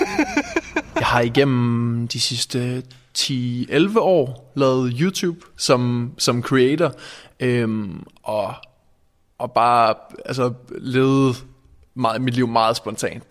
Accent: Randers, Central Denmark Region, Denmark; also born or lived in Aabenraa; jeg kommer fra Randers

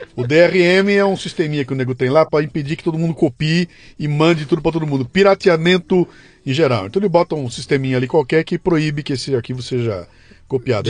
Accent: São Paulo, Brazil; quando era moleque, eu morava em São Paulo

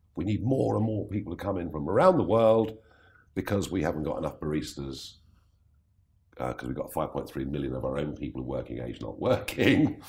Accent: England, United Kingdom; I am so English

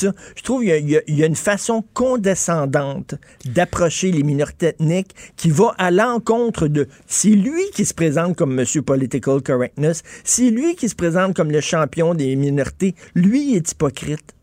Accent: Montreal, Quebec, Canada; je viens de Verdun

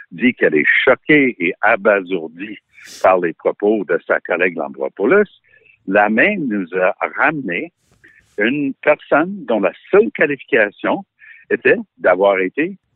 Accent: Ottawa, Ontario, Canada; born there; jusqu'à ce que je mette les pieds à Ottawa comme adulte, parce que je suis né à Ottawa.

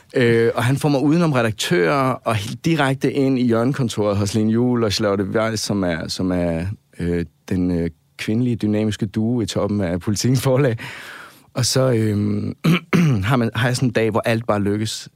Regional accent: Svendborg, Southern Denmark, Denmark; moved away; der jeg bor hjemme i Svendborg

